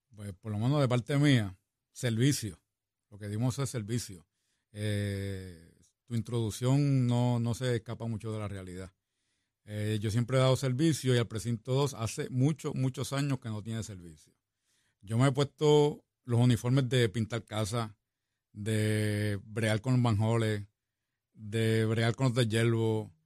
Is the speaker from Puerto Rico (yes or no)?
yes; San Juan, Puerto Rico; also born or lived in Barriada Venezuela, Río Piedras; nací me crié en el barrio, en el Fanguito, en Santurce